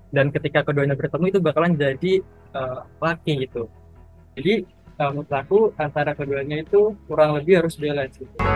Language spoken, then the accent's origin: Indonesian; Ngawi, East Java, Indonesia; aku dari Ngawi Jawa Timur